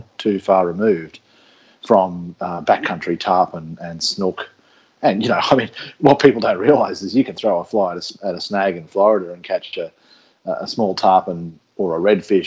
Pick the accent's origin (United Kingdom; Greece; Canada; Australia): Australia; as Australian fly fishermen